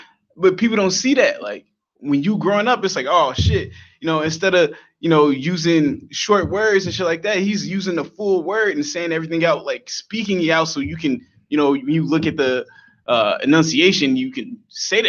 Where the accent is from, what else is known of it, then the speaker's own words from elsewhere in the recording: Chicago, Illinois, United States; I'm from the Hundreds. I grew up on the 120th Prairie